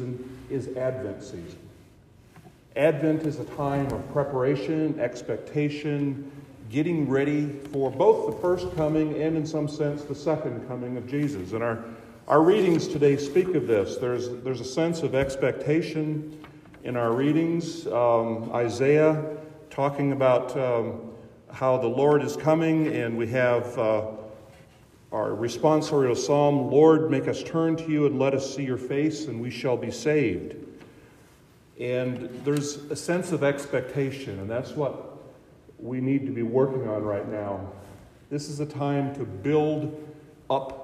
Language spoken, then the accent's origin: English; Boyd County, Nebraska, United States; moved away as an adult; now in Hartington, United States; I grew up here in Boyd County, went to church in Spencer